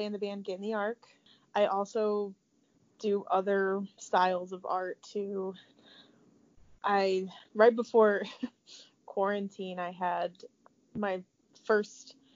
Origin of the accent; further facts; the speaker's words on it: Tiffin, Ohio, United States; moved away as an adult; now in Columbus, United States; I grew up around Tiffin, Ohio